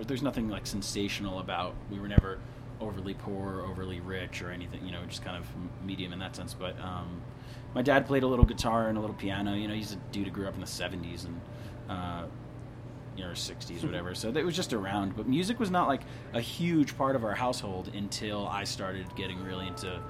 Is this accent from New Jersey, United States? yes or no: yes; northeastern New Jersey, United States; I grew up in northeastern New Jersey